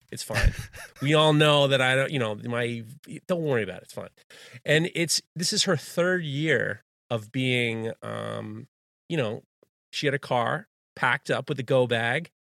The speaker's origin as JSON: {"language": "English", "town": "New York City", "region": "New York", "country": "United States", "tie": "born or raised there", "said": "I grew up in Manhattan"}